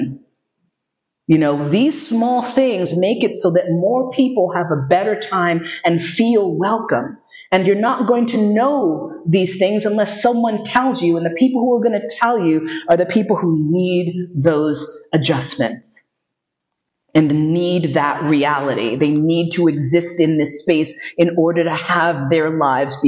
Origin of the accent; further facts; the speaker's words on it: New York City, New York, United States; moved away; also born or lived in Vienna; I grew up in New York City